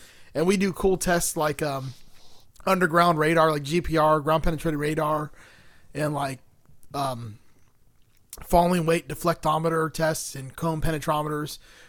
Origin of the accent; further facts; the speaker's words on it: New York, United States; accent: New York; because my New York accent is like the working class New York. We're not like the computer programmer New Yorkers like you.